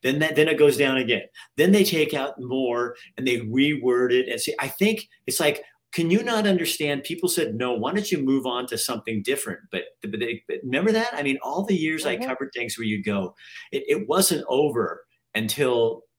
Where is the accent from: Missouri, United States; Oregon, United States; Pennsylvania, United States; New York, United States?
Oregon, United States; moved away; I'm from Oregon, which is after I tell them I'm not from California